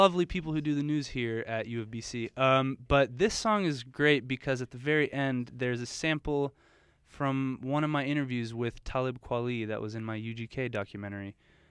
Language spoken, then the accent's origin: English; Houston, Texas, United States; now in Los Angeles, United States; This has pretty much been all Houston music as a tribute to my hometown.